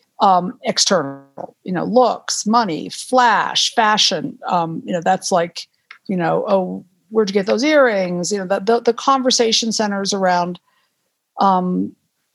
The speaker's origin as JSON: {"language": "English", "region": "Western Massachusetts", "country": "United States", "tie": "born or raised there", "also_born_or_lived": "Miami / Concord, Massachusetts", "moved": "as an adult", "lives_now": "Aspen, United States", "said": "I grew up in Western Massachusetts playing in the woods a lot"}